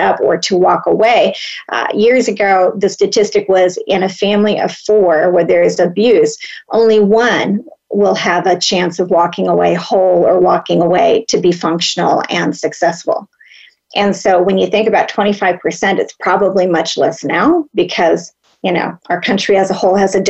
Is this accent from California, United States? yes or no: yes; Los Angeles, California, United States; I grew up in Los Angeles, in the heart of Los Angeles, a long time ago.